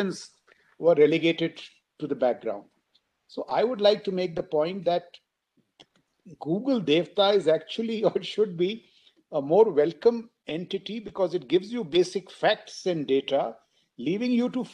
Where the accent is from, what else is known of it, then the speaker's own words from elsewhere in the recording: India; it was the 70s really is when I grew up in India